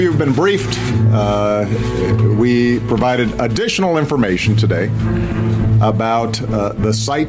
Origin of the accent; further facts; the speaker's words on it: Hawaii, United States; born there; Yes, in fact, I was born in Hawaii, August 4th, 1961, in Kapi'olani Hospital.